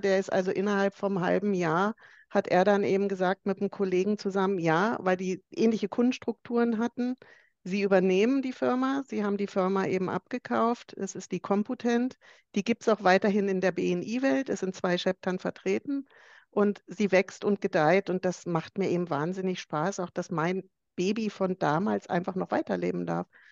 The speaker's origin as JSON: {"language": "German", "region": "Bavaria", "country": "Germany", "said": "ich komme ja aus Bayern"}